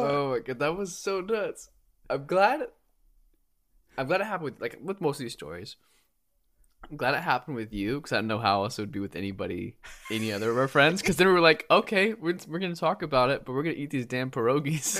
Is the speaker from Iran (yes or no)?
no; Japan; moved away; I grew up in Japan